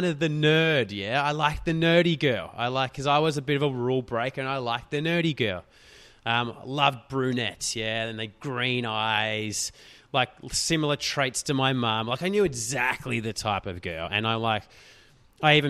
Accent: Australia; We're from Australia

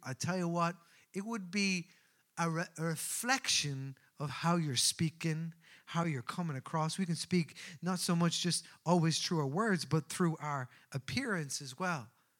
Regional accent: Newbridge, County Kildare, Ireland; I grew up in Newbridge of County Kildare, and I was known as a Colchie.

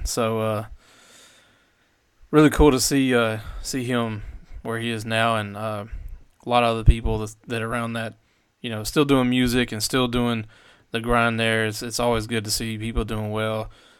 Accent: Nashville, Tennessee, United States; And so I grew up in Madison, East Nashville area

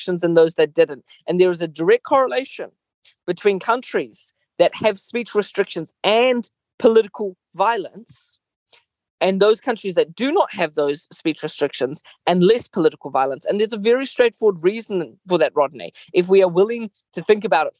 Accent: Mozambique; moved away; I grew up in Mozambique, a country that was deeply troubled by gross atrocities throughout the 80s.

